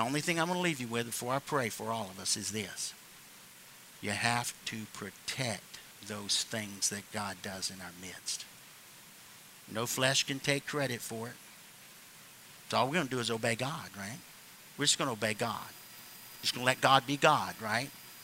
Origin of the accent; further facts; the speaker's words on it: the South, United States; I'm just somebody from the South